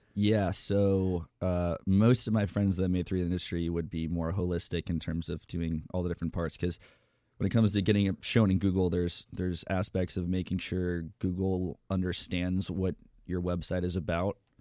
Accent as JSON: {"language": "English", "town": "Tampa", "region": "Florida", "country": "United States", "tie": "born or raised there", "moved": "yes", "lives_now": "Austin, United States", "said": "I was born in Tampa, Florida"}